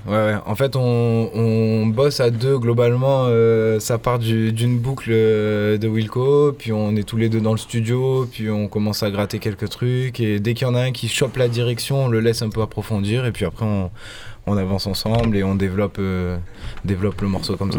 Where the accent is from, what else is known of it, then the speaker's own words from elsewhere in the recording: Provence-Alpes-Côte d'Azur, France; also born or lived in Nice area; on est région PACA, on est vraiment, on a grandi dans les Alpes-de-Haute-Provence